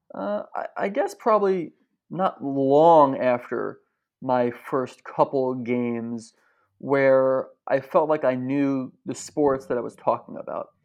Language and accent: English; New Jersey, United States; where I grew up in New Jersey